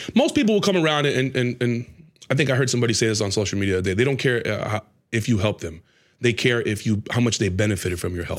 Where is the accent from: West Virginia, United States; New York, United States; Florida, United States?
Florida, United States; Tampa; moved away; also born or lived in Atlanta; we're from Tampa